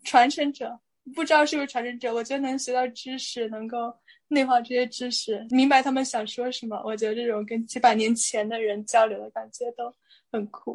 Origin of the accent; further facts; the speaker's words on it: China; 作为中国人在这里面，浸泡久了可能就会理解一点